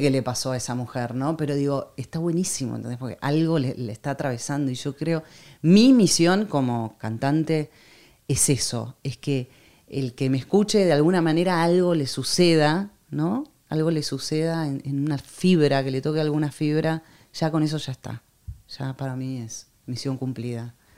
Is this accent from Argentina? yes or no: yes; Argentina; moved away; also born or lived in France; soy una cantante argentina